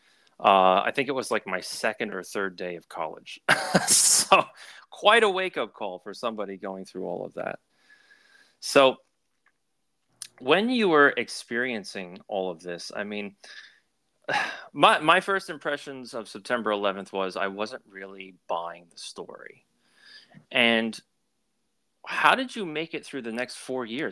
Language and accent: English; Long Island, New York, United States; I grew up on Long Island in New York